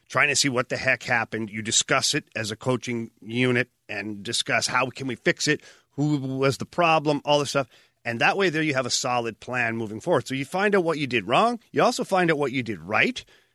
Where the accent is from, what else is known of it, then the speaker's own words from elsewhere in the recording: Ottawa, Ontario, Canada; moved away; Ottawa early in my career, about 4 or 5 years into my career, and that's my hometown